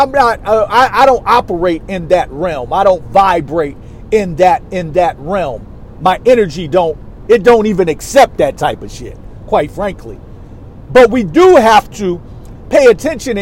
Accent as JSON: {"language": "English", "region": "New York", "country": "United States", "said": "I'm a New Yorker"}